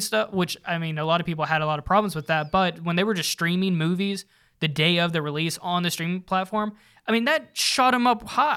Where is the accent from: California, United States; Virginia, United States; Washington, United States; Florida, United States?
Virginia, United States; now in Charlotte, United States; I'm from Vir, Virginia